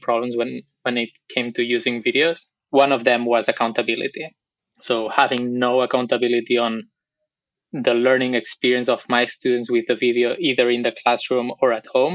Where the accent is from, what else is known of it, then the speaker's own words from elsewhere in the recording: Barcelona, Catalonia, Spain; accent: Barcelona; English is a second language; also born or lived in Buenos Aires, Argentina; my accent is from Barcelona, so let me get that out of the way. I'm from Spain. That's where I grew up